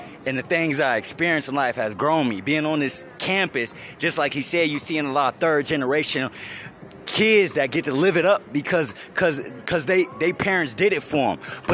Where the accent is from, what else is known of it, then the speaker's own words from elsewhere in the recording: Omaha, Nebraska, United States; moved away as an adult; now in Las Vegas, United States; I'm from Omaha, Nebraska. I moved out here to Las Vegas